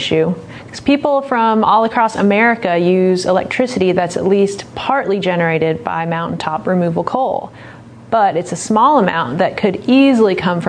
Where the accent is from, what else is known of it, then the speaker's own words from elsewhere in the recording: Tennessee, United States; Growing up in East Tennessee, I thought the mountains would be there forever.